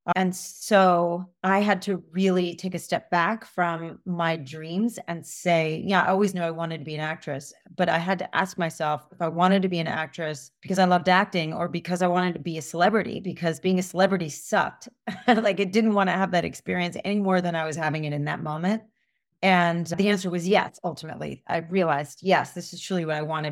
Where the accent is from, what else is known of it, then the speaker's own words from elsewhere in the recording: United States; I grew up in suburbia outside of New York